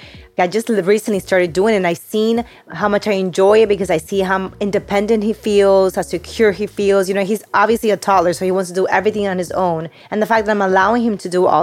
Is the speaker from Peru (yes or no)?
yes; Peru; moved away; when I grew up in Peru